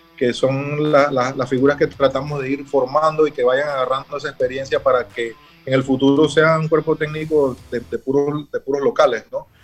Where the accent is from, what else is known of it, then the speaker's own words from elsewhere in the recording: Chiriquí, Panama; los chiricanos somos los primeros panameños